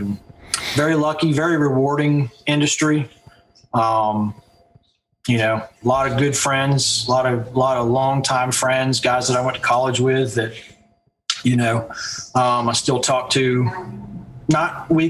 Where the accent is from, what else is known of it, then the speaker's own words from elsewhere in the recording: England, United Kingdom; born there; also born or lived in Pensacola, Florida; So my father was in the military, and I was actually born in England, just outside of London.